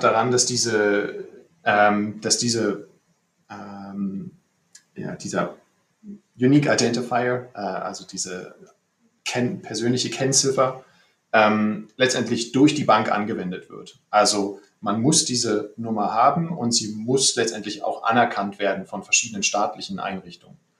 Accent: Berlin, Germany; moved away as an adult; now in Tallinn, Estonia; ich bin gebürtiger Berliner

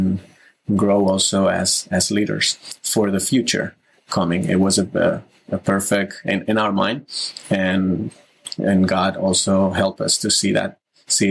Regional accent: Barcelona, Catalonia, Spain; moved away as an adult; now in New York City, United States; I'm … from Barcelona, currently living in New York City right now

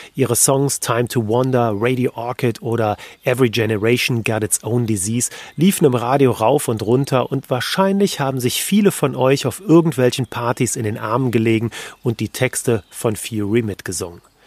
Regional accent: Cologne, North Rhine-Westphalia, Germany; gebürtiger Kölner, der ich bin

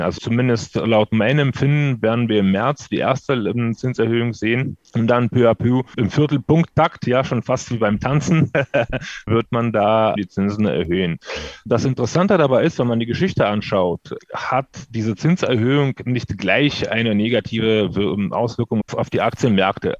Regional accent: Odesa, Odesa Oblast, Ukraine; moved away; Ich stamme aus der Ukraine ursprünglich, ich komme aus ähm, Odessa, aus äh, wunderschönen Stadt am Schwarzen

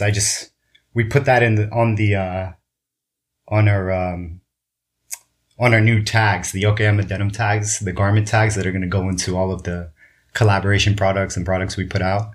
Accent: Kobe, Hyogo, Japan; I was born in in Kobe, Japan

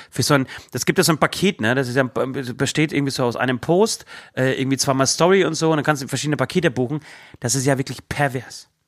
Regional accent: Berlin, Germany; Ich habe gestern zu Süd noch gesagt, also wir wir kommen aus Berlin

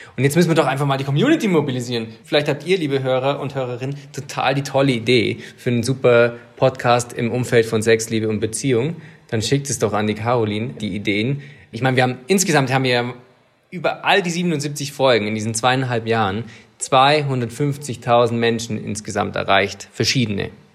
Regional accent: Swabia, Germany; ich als Schwabe

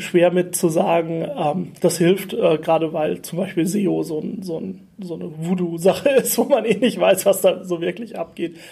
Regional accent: Germany; moved away as an adult; also born or lived in Vienna; ich bin ein Deutscher in Wien

